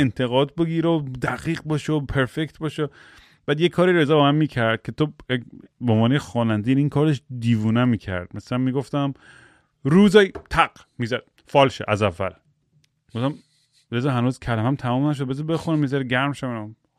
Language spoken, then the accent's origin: Persian; United States; من تو آمریکا بزرگ شدم